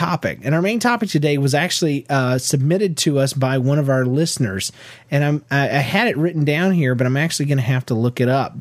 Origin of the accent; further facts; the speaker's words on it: Georgia, United States; moved away; also born or lived in Florida; I grew up in Georgia.